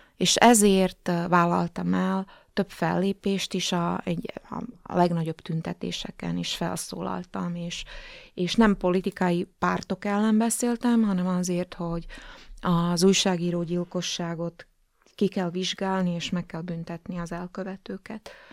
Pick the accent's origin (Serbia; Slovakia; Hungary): Slovakia; etnikai magyar vagyok